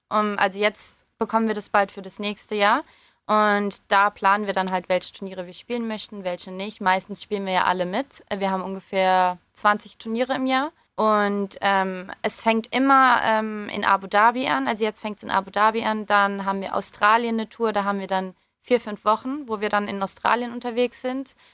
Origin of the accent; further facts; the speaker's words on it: England, United Kingdom; now in Germany; ich komme ja auch eigentlich aus England. Also ähm, hatte ich natürlich auch die Wahl, halt für England zu spielen oder für Deutschland zu spielen.